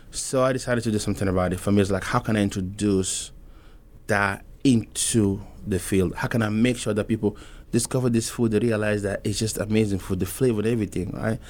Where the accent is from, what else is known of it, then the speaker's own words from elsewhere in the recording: Togo; also born or lived in Mali (ancestry); now in Omaha, United States; I'm from Togo. I wanna clarify that I was born there, but my folks are from Mali